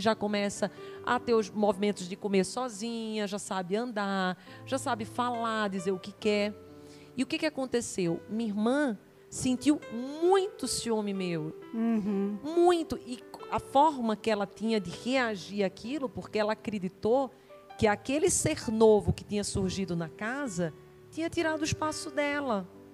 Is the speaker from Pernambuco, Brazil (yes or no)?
yes; Recife, Pernambuco, Brazil; moved away; also born or lived in Campinas; somos de Recife